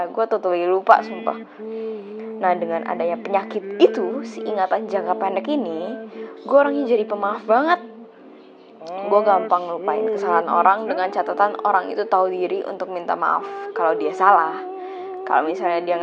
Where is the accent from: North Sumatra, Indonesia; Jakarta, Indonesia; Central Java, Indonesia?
Jakarta, Indonesia; born there; Gue lahir di Jakarta 16 Agustus 2001